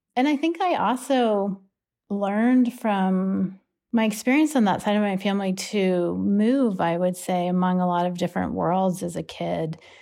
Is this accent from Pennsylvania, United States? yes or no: yes; Pittsburgh, Pennsylvania, United States; I grew up in Pittsburgh with my mom